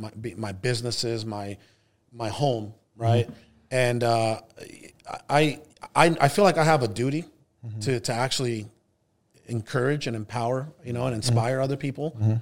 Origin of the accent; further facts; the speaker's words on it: Hermosillo, Sonora, Mexico; born there; I was actually born in Mexico. I was born in Hermosillo, Sonora, which is the capital of a northern state in Mexico, Sonora.